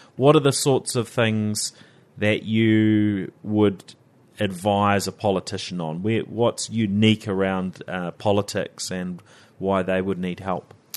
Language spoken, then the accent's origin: English; New Zealand; accent: Kiwi; around the world, the Kiwis, well, there's not so many of us, right?